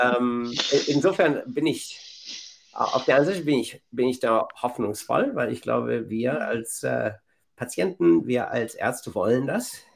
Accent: Bielefeld, North Rhine-Westphalia, Germany; moved away as an adult; also born or lived in Massachusetts, United States; now in Boston, United States; in meiner Heimatstadt Bielefeld

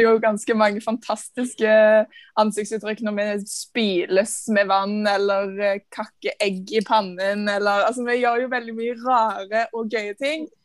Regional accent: Stavanger, Rogaland, Norway; Jeg er fra Stavanger.

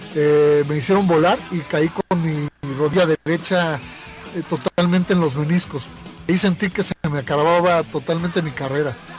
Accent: Mexico City, Mexico; a los 10 años de edad nos fuimos varios amigos de la Palomilla, de la colonia. Eh, esa colonia del DF

